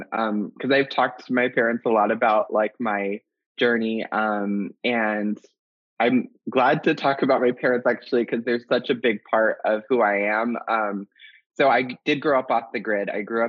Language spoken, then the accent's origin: English; the North, United States; moved away as an adult; also born or lived in San Francisco / Los Angeles / New York; now in Atlanta, United States; I'm from the North. I'd lived in California.